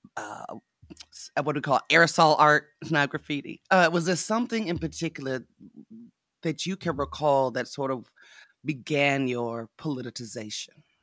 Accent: Nevada, United States; I was raised in Nevada, my mama was a cowgirl, uh, I grew up sitting in, in cowboy bars

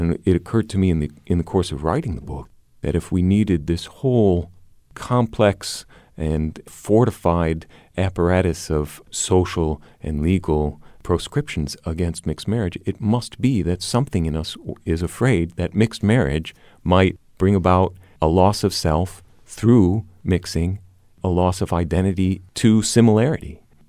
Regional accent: Bangkok, Thailand; also born or lived in Chicago, United States; Actually, I was born in Chicago and went to Bangkok as an 11-year-old and spent my teen years there, not quite 10.

